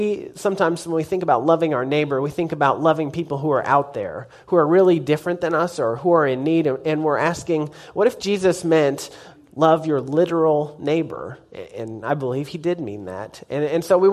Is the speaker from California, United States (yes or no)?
no; Norman, Oklahoma, United States; also born or lived in Nashville, United States / Hydro, United States / Tuttle, United States; I grew up in Norman and graduated from Norman High, go Tigers